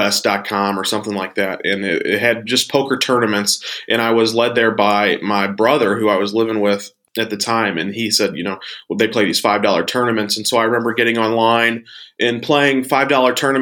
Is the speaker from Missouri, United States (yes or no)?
yes; St. Louis, Missouri, United States; I grew up here in St. Louis, Missouri, in the States